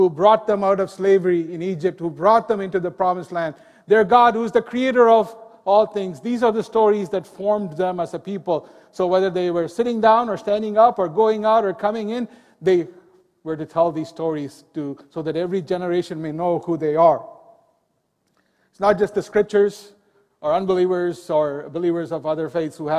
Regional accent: India; Growing up in India, there were temples on every street

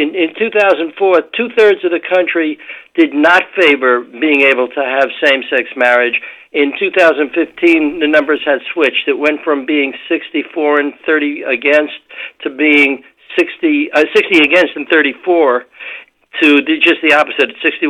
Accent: New York City, New York, United States; moved away as an adult; also born or lived in France / Massachusetts; now in Silicon Valley, United States; I grew up in Brooklyn. New York City was a great place to grow up when I was there. Then I lived in France for a couple of years and raised my kids in Massachusetts. But I had come out to San Francisco in 1967

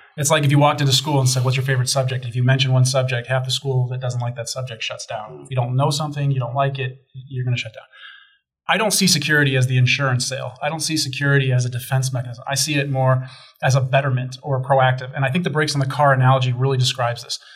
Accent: Chicago, Illinois, United States; I grew up in Chicago

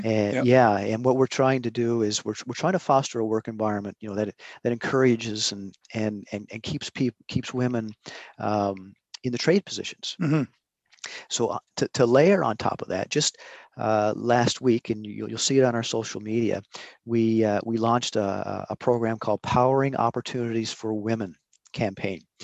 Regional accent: Newfoundland and Labrador, Canada; now in Prince Edward Island, Canada; I'm living in Prince Edward Island, been here for 20 21 years, uh, but I was born and raised in Newfoundland.

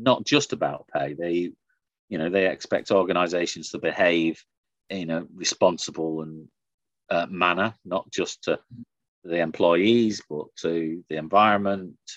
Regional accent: the north of England, United Kingdom; I grew up in the Thatcher government in the north

